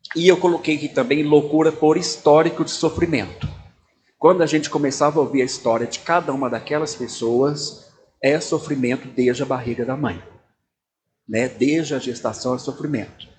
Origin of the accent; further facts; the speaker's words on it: Belo Horizonte, Minas Gerais, Brazil; sou de Belo Horizonte, Minas Gerais